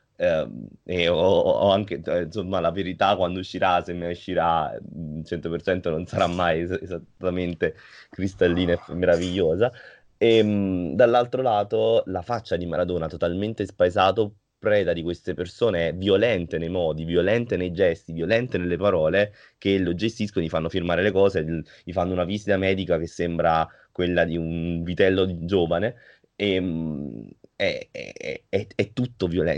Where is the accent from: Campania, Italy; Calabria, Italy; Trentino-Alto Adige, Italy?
Campania, Italy; Naples; sì, sono napoletano, completamente napoletano, eh, cresciuto a Napoli, vissuto a Napoli per, ho visto Napoli per 30 anni